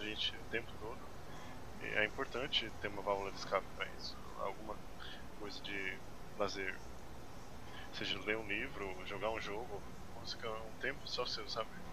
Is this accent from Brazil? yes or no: yes; São Paulo, Brazil; now in São Bernardo do Campo, Brazil; Eu era de São Paulo, agora eu sou da BC